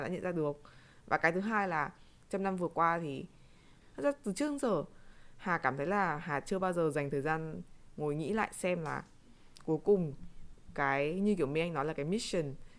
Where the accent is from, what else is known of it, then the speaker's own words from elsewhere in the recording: Vietnam; chúng mình là người Việt Nam